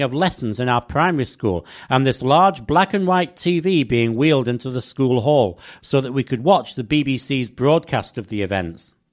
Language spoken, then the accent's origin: English; England, United Kingdom; growing up in England